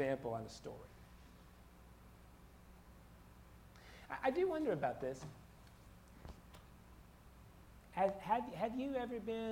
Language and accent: English; Florida, United States; moved away; I grew up in Florida